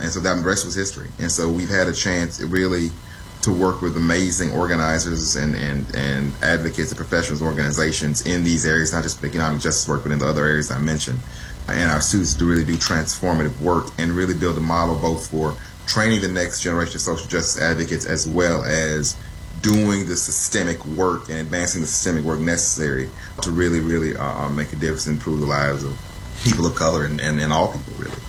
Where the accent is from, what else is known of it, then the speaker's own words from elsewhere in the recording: Mississippi Delta, United States; the Mississippi Delta region where I'm from originally. I'm a fifth generation Delta